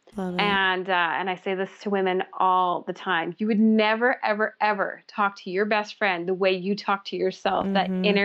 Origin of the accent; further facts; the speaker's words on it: Canada; I'm Canadian and that's our Dunkin' Donuts here